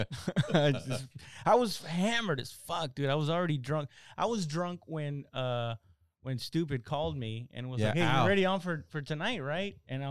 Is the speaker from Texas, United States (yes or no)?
yes; San Antonio, Texas, United States; actually, I'm from San Antonio, and it's just like 200 people.